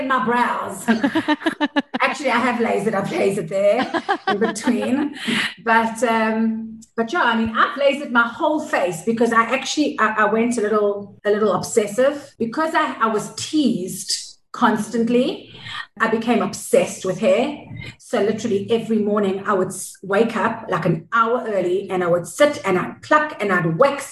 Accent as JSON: {"language": "English", "country": "South Africa", "tie": "born or raised there", "also_born_or_lived": "Israel", "said": "Born in Israel, but at the age of 4, moved to South Africa. My mom's South African. My late dad was Israeli. And yeah, I grew up in South Africa, so I'm basically South African."}